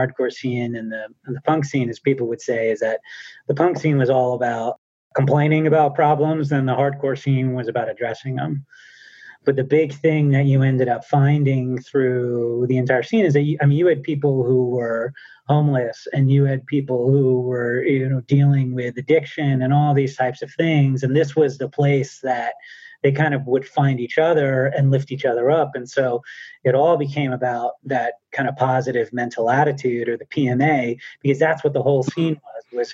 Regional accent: New Jersey, United States; born or raised there

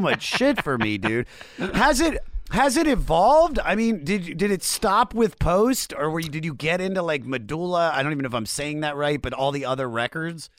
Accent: Germantown, Maryland, United States; moved away as an adult; also born or lived in Baltimore, Maryland; now in Los Angeles, United States; I, I was born in Germantown, but, and I lived in Baltimore for seven years.

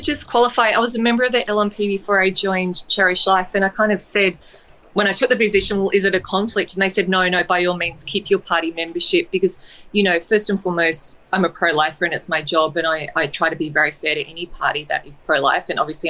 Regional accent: Sydney, New South Wales, Australia; now in Brisbane, Australia; I'm originally from Sydney

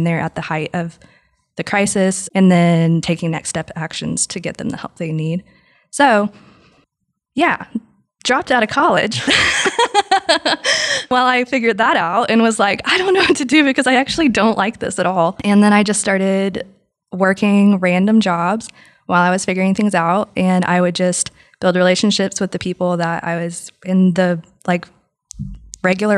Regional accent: West Texas, United States; also born or lived in Lubbock; I'm from West Texas

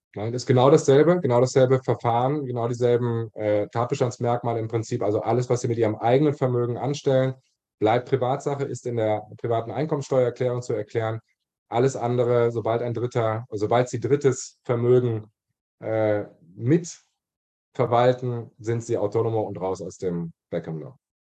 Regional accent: Germany; now in Barcelona, Spain; als Deutscher

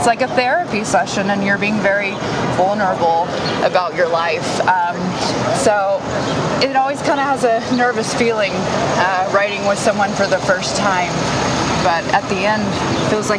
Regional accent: Knoxville, Tennessee, United States; now in Nashville, United States; growing up in Knoxville

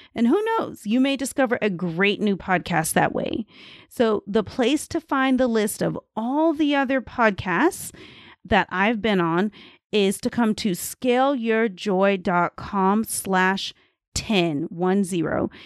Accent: United States; moved away; as an American

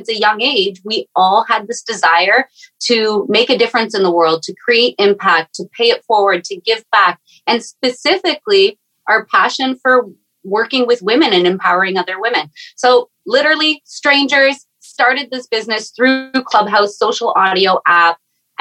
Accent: Canada; I am the Canadian mama actually in Canada at freezing cold

